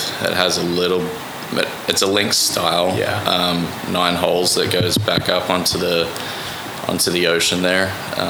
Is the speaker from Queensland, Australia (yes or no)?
no; Newcastle, New South Wales, Australia; now in Oklahoma City, United States; I grew up in Newcastle, which is 2 hours north of Sydney, east coast of Australia, on the ocean.